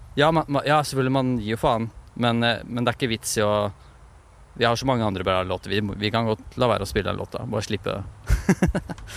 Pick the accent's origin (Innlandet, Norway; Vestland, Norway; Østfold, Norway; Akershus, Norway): Østfold, Norway; Moss; Og Moss, vi er fra Moss